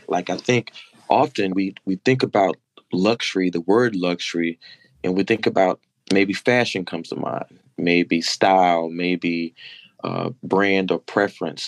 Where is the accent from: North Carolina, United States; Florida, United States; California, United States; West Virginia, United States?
North Carolina, United States; Madison; now in Baltimore, United States; from Madison on Instagram uh, with a tribute to my hometown, that small dirt road in North Carolina